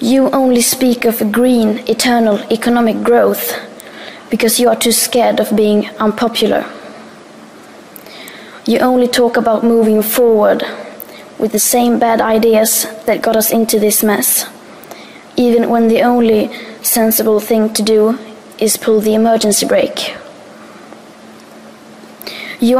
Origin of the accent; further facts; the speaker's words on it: Sweden; I am 15 years old and I'm from Sweden.